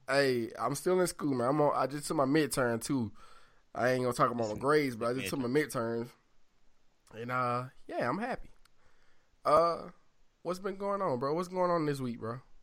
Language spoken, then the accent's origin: English; the South, United States; I'm from the South